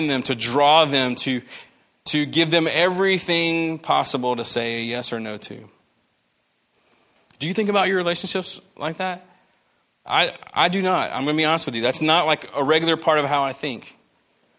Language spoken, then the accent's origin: English; the American South, United States; we're Americans. That's what we do. We're Southerners, you know, just good old Southern hospitality